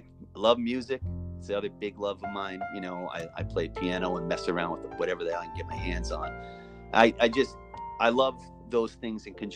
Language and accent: English; Massachusetts, United States; also born or lived in Maine; My folks separated when I was 9. I moved to Massachusetts in 1980 from Maine